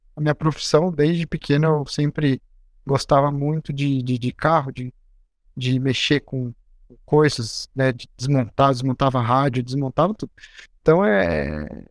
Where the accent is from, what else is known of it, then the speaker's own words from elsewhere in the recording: Agudos, São Paulo, Brazil; Eu nasci no interior do estado de São Paulo, numa cidade bem pequena chamada Agudos